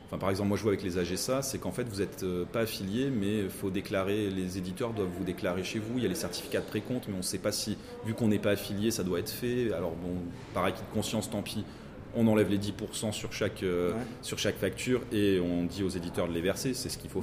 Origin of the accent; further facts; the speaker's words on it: Menton, Provence-Alpes-Côte d'Azur, France; de Menton aussi de, de mon patelin